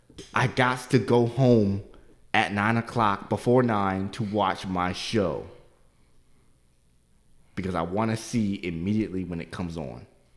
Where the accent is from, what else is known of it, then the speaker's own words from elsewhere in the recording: Baltimore, Maryland, United States; Because I'm not from here. Everybody here I'm from Baltimore.